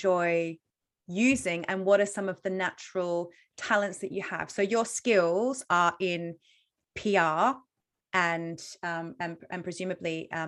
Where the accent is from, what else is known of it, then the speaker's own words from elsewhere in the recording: Australia; moved away; I'm Australian.